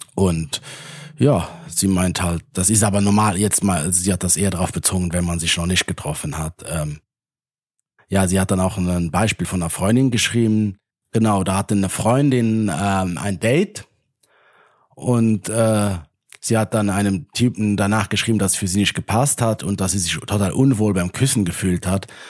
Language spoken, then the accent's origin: German; Luxembourg; aus meiner Heimat